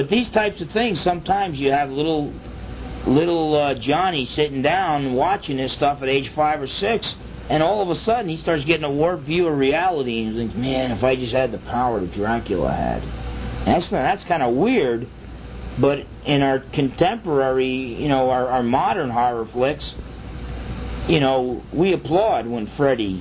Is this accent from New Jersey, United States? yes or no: yes; New Jersey, United States; I grew up in New Jersey